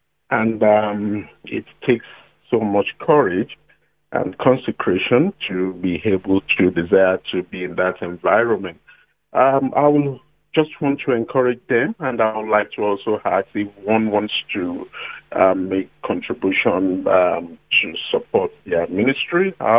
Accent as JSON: {"language": "English", "country": "Nigeria", "also_born_or_lived": "Lagos, Nigeria", "moved": "yes", "lives_now": "Australia", "said": "Coincidentally, I'm also from Nigeria."}